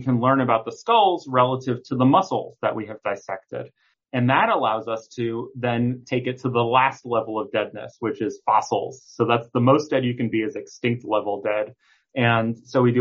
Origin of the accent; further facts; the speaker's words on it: New York City, New York, United States; growing up in Manhattan, my apartment was very small